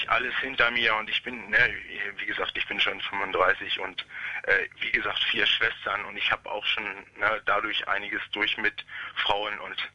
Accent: West Germany, Germany; now in Stendal, Germany; Nein, oh nein, oh nein, oh nein. Ich komme aus dem Westen.

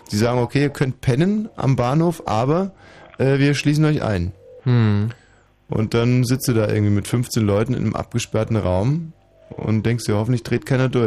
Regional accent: Poland; Also nicht mhm. nur als Pole, sondern überhaupt als Mann.

